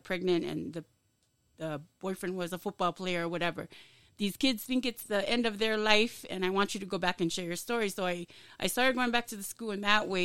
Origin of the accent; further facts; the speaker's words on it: Laie, Hawaii, United States; moved away as an adult; now in Utah, United States; I grew up in La'ie, small town, everybody knows, graduated out of Kahuku 93.